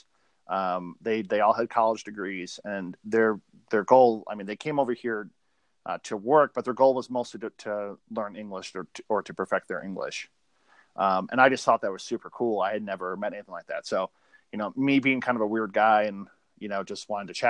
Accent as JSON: {"language": "English", "region": "a small town in Michigan", "country": "United States", "said": "a small town in Michigan"}